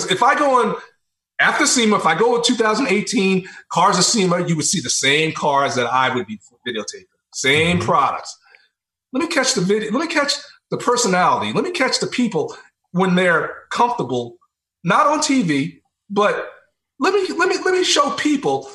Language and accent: English; New York, United States; also born or lived in South Carolina; I'm from New York.